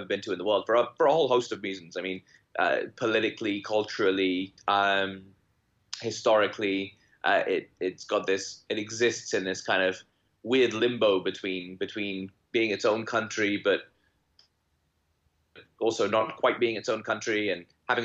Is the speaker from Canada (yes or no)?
no; United Kingdom; moved away as an adult; also born or lived in Warwick, England; now in Hong Kong; I'm a British born author who is currently living in Hong Kong